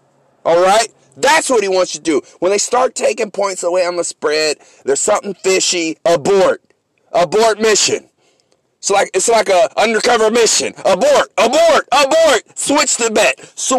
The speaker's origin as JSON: {"language": "English", "town": "San Francisco", "region": "California", "country": "United States", "said": "I'm from San Francisco. I'm a 49er fan."}